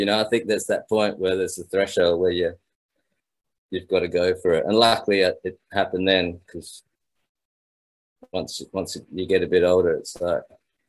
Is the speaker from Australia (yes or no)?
yes; Australia; It was great because my father's a musician, so I grew up in pubs and clubs and the classic Australian beer gardens